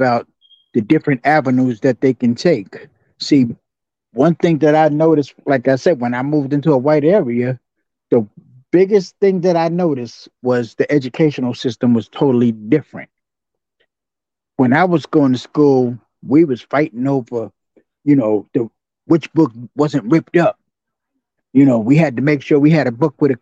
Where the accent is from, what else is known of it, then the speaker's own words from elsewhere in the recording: New York City, New York, United States; I grew up in Jamaica, Queens